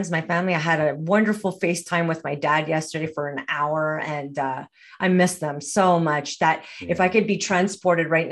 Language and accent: English; Montreal, Quebec, Canada; moved away as an adult; now in Alberta, Canada; I'm not originally from Alberta. I'm originally from Montreal, Quebec.